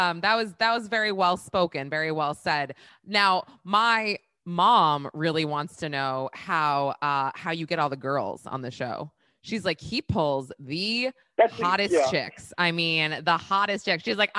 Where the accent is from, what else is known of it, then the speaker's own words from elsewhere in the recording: New Hampshire, United States; I am from New Hampshire originally. And I did a lot of the pandemic in New Hampshire.